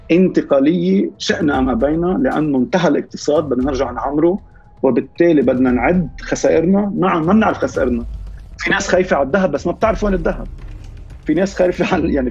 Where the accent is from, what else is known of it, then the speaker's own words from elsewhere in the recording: Beirut, Beirut Governorate, Lebanon; طب انا عائلتي من الجنوب بس ما عشت كحياتي ببيروت ما بعرف شيء عن جد بعرف الجنوب